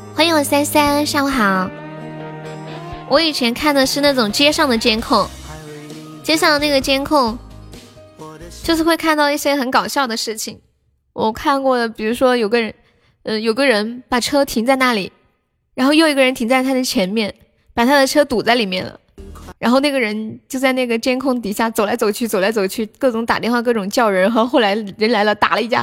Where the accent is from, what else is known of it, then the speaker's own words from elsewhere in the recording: Sichuan, China; accent: Sichuanese; 用我们四川话来说